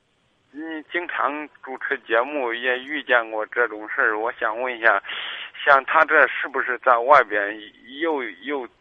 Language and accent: Chinese; Kaifeng, Henan, China; moved away as an adult; now in Zhengzhou, China; 我家是开封的。